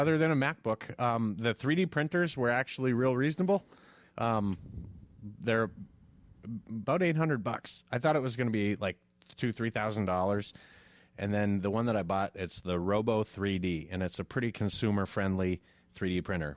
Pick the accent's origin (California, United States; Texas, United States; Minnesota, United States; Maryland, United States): Minnesota, United States; Moorhead; I grew up in Morehead